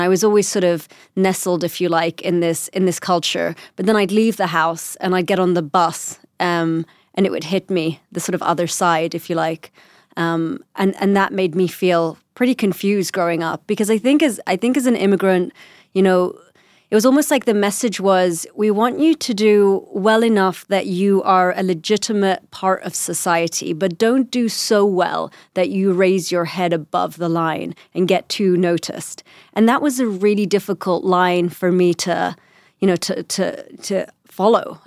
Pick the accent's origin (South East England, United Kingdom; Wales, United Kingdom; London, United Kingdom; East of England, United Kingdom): London, United Kingdom; accent: British; first language English; I was born in London and I still had a British accent